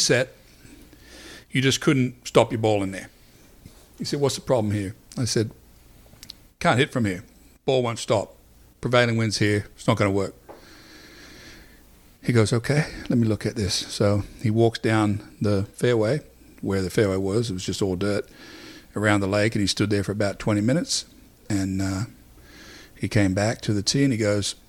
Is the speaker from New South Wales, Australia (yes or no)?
yes; Wagga Wagga, New South Wales, Australia; moved away; I'm from Wagga Wagga